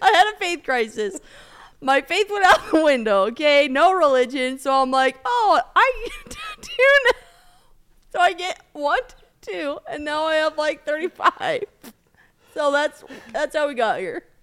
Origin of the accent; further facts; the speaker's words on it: Colorado, United States; I grew up in Colorado